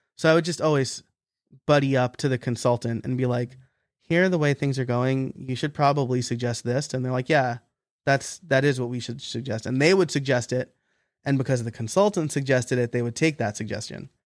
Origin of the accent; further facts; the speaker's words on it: Middletown, New York, United States; moved away; also born or lived in Scranton, Pennsylvania; in orange county new york uh, okay. uh, middletown area so you know city cops can still live in in my hometown